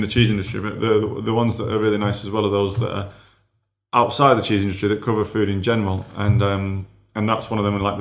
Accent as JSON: {"language": "English", "region": "Yorkshire and the Humber", "country": "United Kingdom", "said": "I'm a Yorkshireman"}